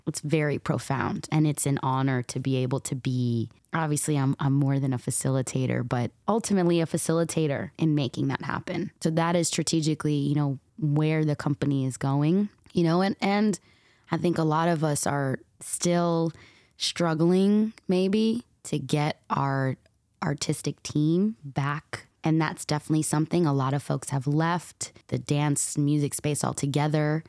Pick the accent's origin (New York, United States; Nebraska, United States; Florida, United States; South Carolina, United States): New York, United States; New York City; also born or lived in New Jersey; now in Los Angeles, United States; I grew up in New York City